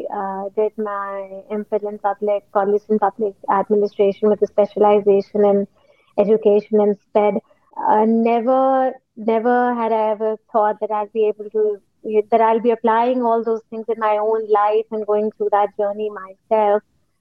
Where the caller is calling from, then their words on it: Lahore, Punjab, Pakistan; I'm calling from Lahore, Pakistan.